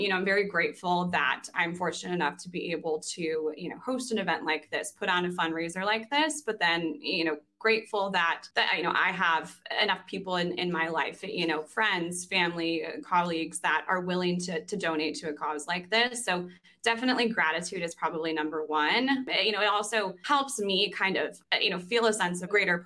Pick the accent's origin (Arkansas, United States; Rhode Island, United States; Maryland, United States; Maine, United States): Maine, United States; also born or lived in Burlington, Vermont; now in Chicago, United States; I was originally from Maine